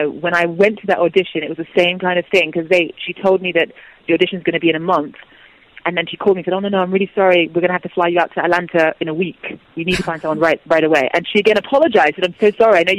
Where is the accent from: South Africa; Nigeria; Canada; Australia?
Nigeria; because as a Nigerian, I want to get out the positive stories